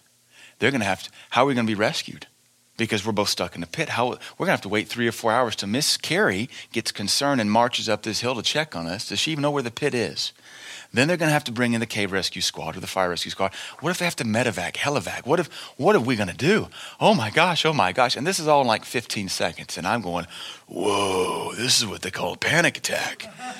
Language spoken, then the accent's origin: English; United States; I'm an American.